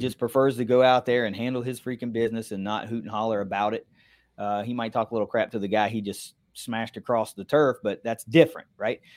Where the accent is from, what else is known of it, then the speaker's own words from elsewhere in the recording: near Montgomery, West Virginia, United States; That's eight miles from my hometown.